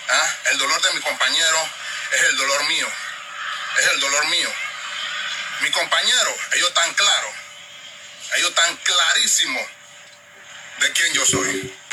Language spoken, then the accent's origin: Spanish; Panama; Así somos los panameños.